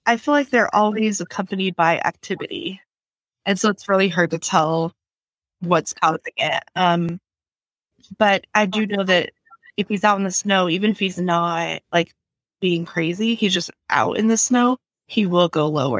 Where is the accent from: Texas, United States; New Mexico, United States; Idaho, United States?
Idaho, United States; I was raised in Idaho.